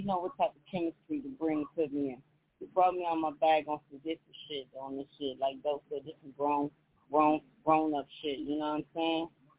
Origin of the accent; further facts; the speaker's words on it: Atlanta, Georgia, United States; also born or lived in Florida; I'm in between my hometown, Atlanta, Florida.